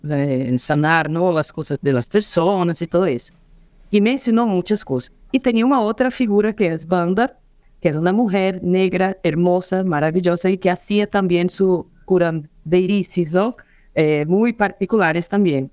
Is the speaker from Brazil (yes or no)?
yes; Juiz de Fora, Minas Gerais, Brazil; Spanish is a second language; also born or lived in São Paulo / Rio de Janeiro; nací acá en Juiz de Fora